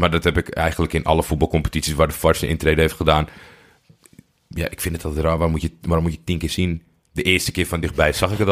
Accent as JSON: {"language": "Dutch", "town": "Haarlem", "region": "North Holland", "country": "Netherlands", "tie": "born there", "said": "Uit Haarlem. Weten niet veel mensen. Ja, is nee. geboren in Haarlem."}